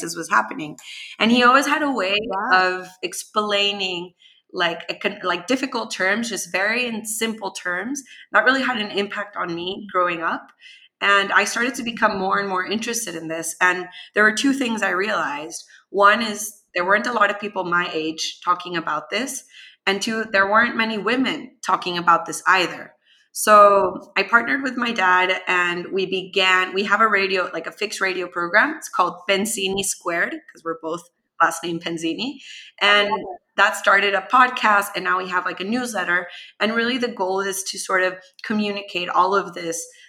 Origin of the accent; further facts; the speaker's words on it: Venezuela; now in United States; I am originally from Venezuela